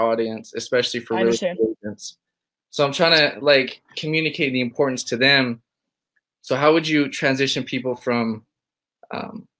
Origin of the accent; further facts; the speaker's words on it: Ogden, Utah, United States; I'm from Ogden, Utah